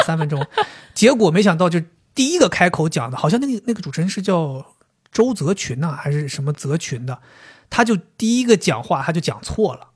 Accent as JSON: {"language": "Chinese", "town": "Dalian", "region": "Liaoning", "country": "China", "moved": "yes", "said": "我们东北人，尤其是我们辽宁这边儿，嗯。每年最重要的还是要等赵本山"}